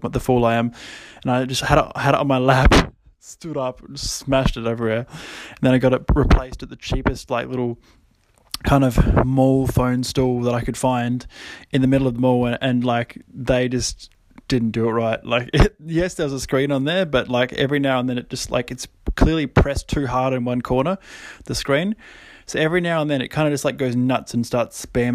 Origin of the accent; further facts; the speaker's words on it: Kangaroo Island, South Australia, Australia; also born or lived in Adelaide; I'd moved to Adelaide, moved out of home, 18, moved to Adelaide from Kangaroo Island. And a lot of you might not know, I'm actually from Kangaroo Island